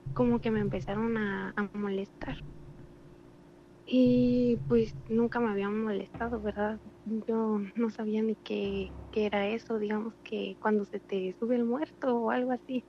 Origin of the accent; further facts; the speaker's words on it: Cuto del Porvenir, Michoacán, Mexico; soy de Michoacán